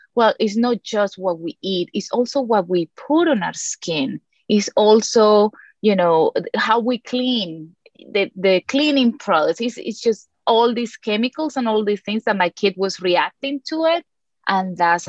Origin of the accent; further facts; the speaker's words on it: Colombia; moved away; I was born and raised in Colombia